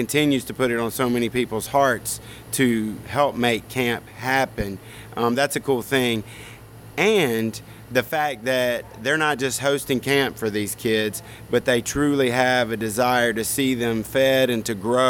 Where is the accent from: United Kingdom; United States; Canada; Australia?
United States; Greenwood, Mississippi; Greenwood, Mississippi.